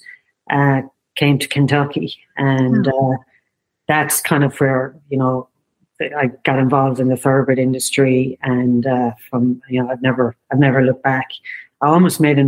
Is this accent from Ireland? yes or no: yes; County Limerick, Munster, Ireland; I'm from County Limerick, so it's down south.